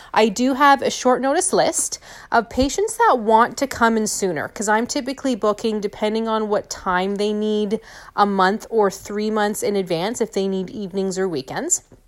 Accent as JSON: {"language": "English", "town": "St. Thomas", "region": "Ontario", "country": "Canada", "tie": "born or raised there", "said": "back in my hometown or back, you know, where I live in Saint Thomas"}